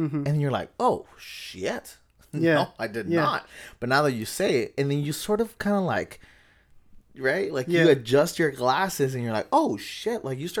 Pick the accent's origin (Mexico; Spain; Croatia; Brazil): Mexico; Tijuana, Baja California; also born or lived in Santa Ana, United States; I was born in Santa Ana. Garden Grove. There's a … song about it, actually.